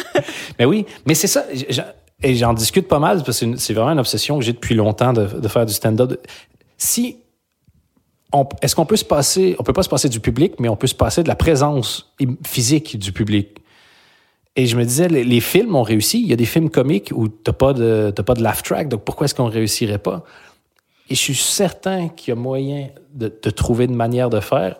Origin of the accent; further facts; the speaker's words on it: Belgium; moved away as an adult; now in Quebec, Canada; J'ai quitté la Belgique